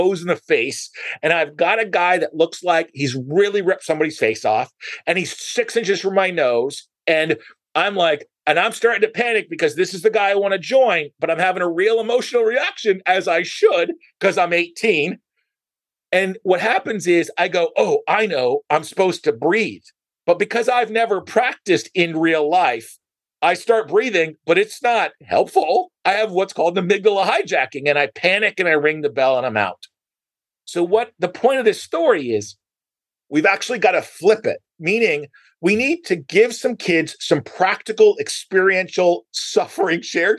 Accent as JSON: {"language": "English", "country": "United States", "said": "as an American"}